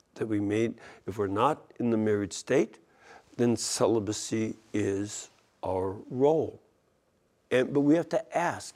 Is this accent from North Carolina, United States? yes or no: no; Chicago, Illinois, United States; I'm from Chicago